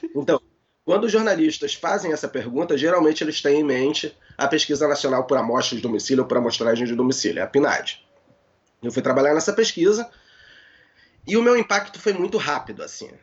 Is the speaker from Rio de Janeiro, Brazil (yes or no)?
yes; Rio de Janeiro, Brazil; sou do Rio de Janeiro